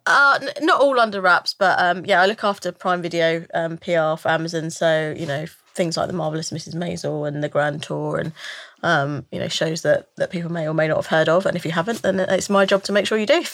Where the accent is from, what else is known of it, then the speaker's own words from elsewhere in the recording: London, United Kingdom; I've born and raised North, North London, and I've always lived North, Northeast.